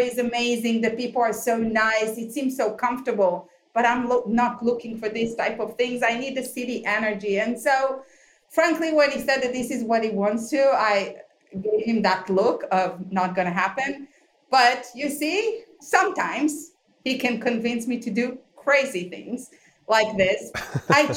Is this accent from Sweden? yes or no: no; Israel; moved away as an adult; also born or lived in New York, United States / Tel Aviv; now in Palo Alto, United States; So originally we are from Israel. We moved to New York back in 2000